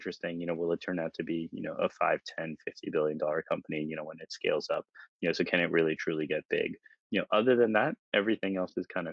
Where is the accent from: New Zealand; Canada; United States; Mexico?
United States; New York City, New York; moved away as an adult; also born or lived in Bay Area, California; now in London, United Kingdom; I grew up in New York City, and I moved across to California